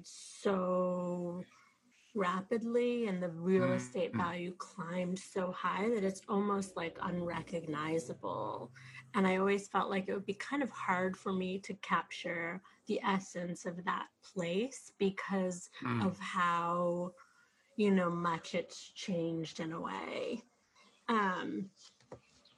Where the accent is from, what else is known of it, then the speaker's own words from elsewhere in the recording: New York City, New York, United States; I'm from Flatbush, you know, my mother grew up in Borough Park